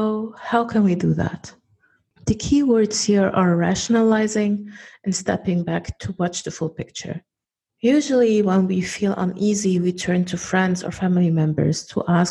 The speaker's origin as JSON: {"language": "English", "country": "Germany", "tie": "born or raised there", "moved": "yes", "said": "I was born and raised in Germany and I'm a German national"}